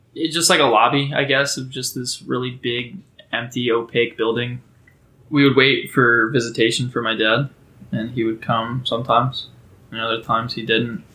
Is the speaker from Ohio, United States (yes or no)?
yes; Oregon, Ohio, United States; also born or lived in Memphis, Tennessee; I grew up for the most part in a small town called Oregon. That's a, in Ohio, the greatest state